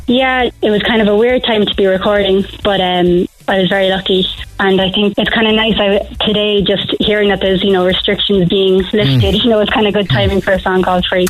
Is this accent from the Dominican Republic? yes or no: no; Cork, Munster, Ireland; I'm from Cork